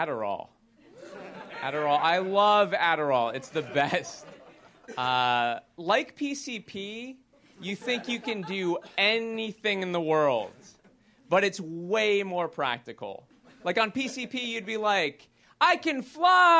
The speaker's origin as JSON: {"language": "English", "country": "United States", "said": "I'm an American"}